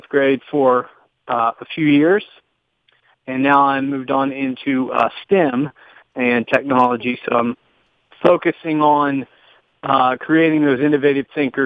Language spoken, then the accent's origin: English; Huntington, West Virginia, United States; moved away as an adult; also born or lived in Bronx, New York / Germany / Florida / San Francisco; I'm born and raised West Virginian. I was born in Huntington, West Virginia